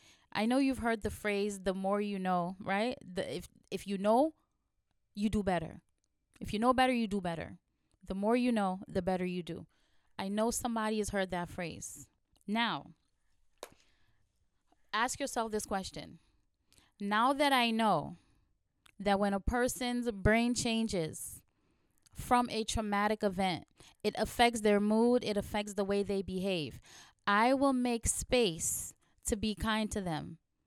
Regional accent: New York City, New York, United States; Listen, as a New Yorker, let me tell you, all day long, all day long, I'm running into people with an attitude. People from all walks of life live in New York.

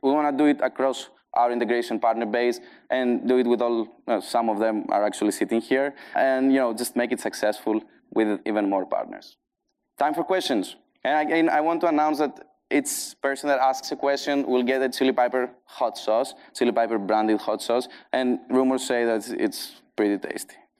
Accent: Greece; accent: Greek; English is a second language; also born or lived in Athens, Greece; my Greek accent. I now have a strong Greek accent

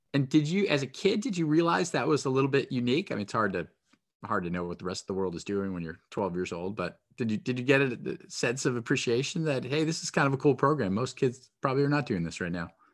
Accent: New Hampshire, United States; moved away; I grew up in New Hampshire, and then when I went away to school, people would tease me so much for my accent.

